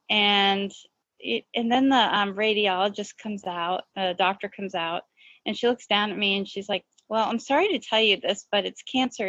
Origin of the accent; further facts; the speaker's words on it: Boston, Massachusetts, United States; moved away; also born or lived in Washington, D.C.; I'm originally from Boston